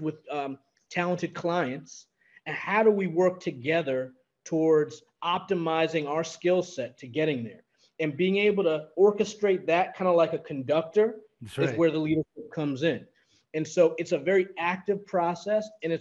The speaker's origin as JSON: {"language": "English", "region": "New York", "country": "United States", "tie": "born or raised there", "said": "as a New Yorker, born and raised"}